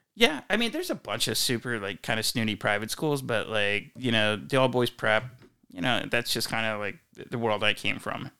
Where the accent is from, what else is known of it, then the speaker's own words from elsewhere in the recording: Wilmington, Delaware, United States; moved away as an adult; also born or lived in Philadelphia / Northern California; now in Ladera, United States; I grew up outside Philadelphia in Wilmington, Delaware